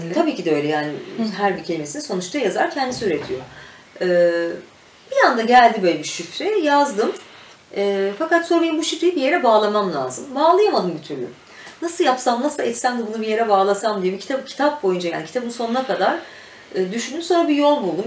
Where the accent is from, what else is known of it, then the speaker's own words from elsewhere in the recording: Mürted Air Base, Ankara, Turkey; Mürtet Hava Üstü'nde doğdum büyüdüm ben. Şimdi Akıncı olarak geçiyor orası.